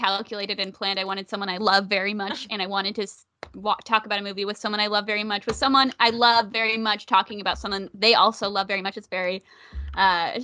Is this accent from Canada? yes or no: no; Elk Grove, California, United States; Elk Grove, the town that I am from